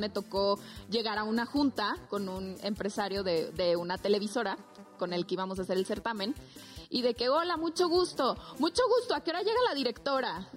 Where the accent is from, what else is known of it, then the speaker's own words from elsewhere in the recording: Zamora, Michoacán, Mexico; la Reina de Zamora, que es el municipio de donde yo soy